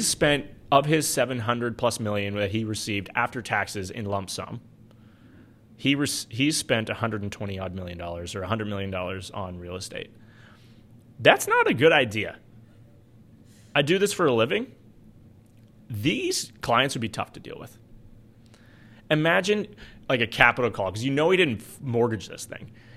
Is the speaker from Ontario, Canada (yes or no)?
no; Alberta, Canada